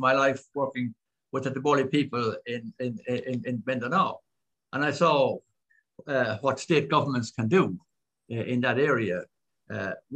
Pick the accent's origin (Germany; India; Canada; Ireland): Ireland; also born or lived in Philippines; as an Irish person